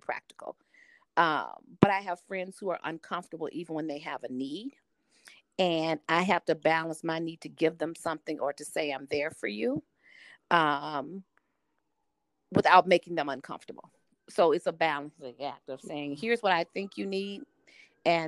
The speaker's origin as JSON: {"language": "English", "region": "the South", "country": "United States", "said": "I'm a Southerner, and that's a blessing, but it's also a challenge that I'm a Southern woman"}